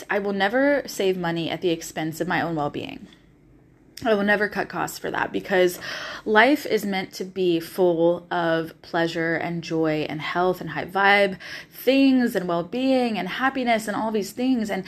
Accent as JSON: {"language": "English", "region": "the South", "country": "United States", "said": "You're going to hear me say y'all a lot because I'm from the South originally, so y'all just sticks in my vocabulary and I love it."}